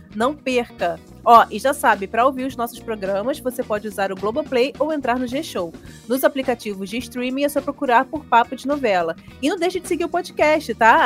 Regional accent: Rio de Janeiro, Brazil; eu sou de Olaria, né? Quando era criança, eu também morava em Olaria, subúrbio aqui do Rio.

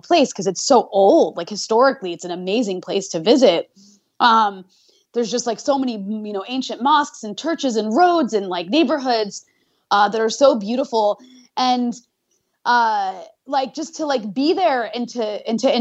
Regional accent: United States; I grew up in the US, I'm American culturally

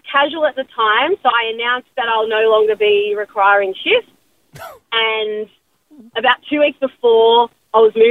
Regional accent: Adelaide, South Australia, Australia; I'm from Adelaide

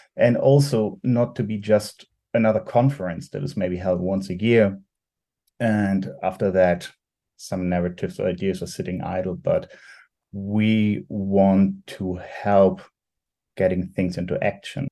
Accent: Germany; I'm from Germany

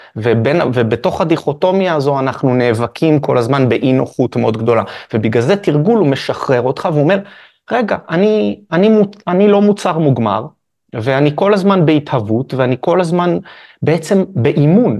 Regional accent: Haifa, Haifa District, Israel; נולדתי בחיפה.

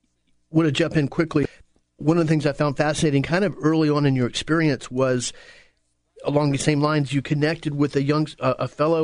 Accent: Apopka, Florida, United States; We grew up out in Apopka.

